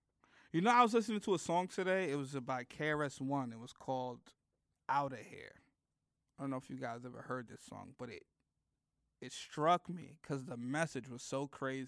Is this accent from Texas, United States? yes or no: no; Bronx, New York, United States; This is where I'm from the Bronx.